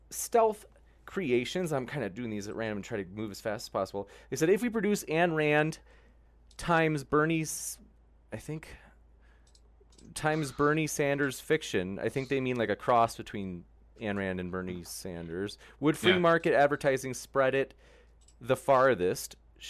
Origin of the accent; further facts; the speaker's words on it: England, United Kingdom; born there; I'm half Arab, and I was born in England, and I don't identify with being white British. Am I not English?